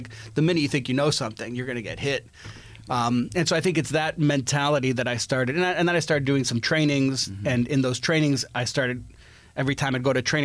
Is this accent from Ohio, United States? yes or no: no; Chicago, Illinois, United States; moved away as an adult; also born or lived in Middle East / Boston / California; I grew up in Chicago